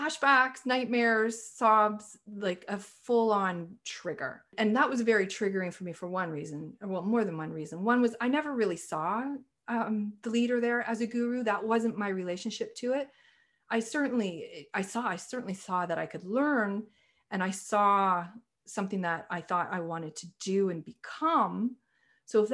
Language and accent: English; Canada; also born or lived in Toronto, Canada / British Columbia, Canada; I'm a Canadian